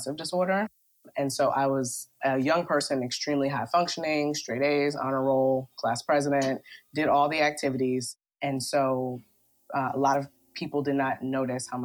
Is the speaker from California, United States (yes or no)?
no; Baltimore, Maryland, United States; moved away; also born or lived in West Coast; I'm from Baltimore